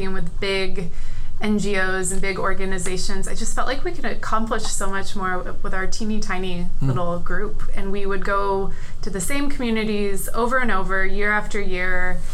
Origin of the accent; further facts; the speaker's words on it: California, United States; also born or lived in Minnesota; now in Twin Cities, United States; I grew up in California. But I've been in Minnesota long enough to probably call myself a Minnesotan